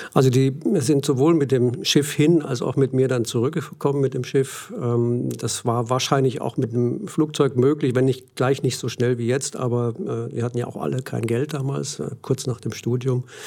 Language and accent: German; Germany; accent: German; moved away; also born or lived in Australia; offensichtlich ist mein Akzent im Englischen immer deutsch geblieben